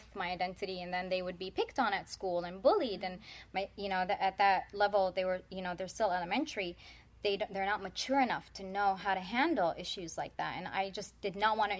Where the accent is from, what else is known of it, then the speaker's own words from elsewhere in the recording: Midwest, United States; I grew up in the Midwest